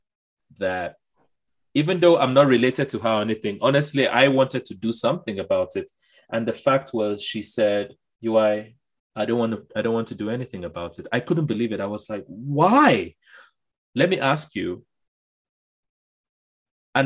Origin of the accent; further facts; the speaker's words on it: Lagos, Nigeria; when I was growing up in Surulere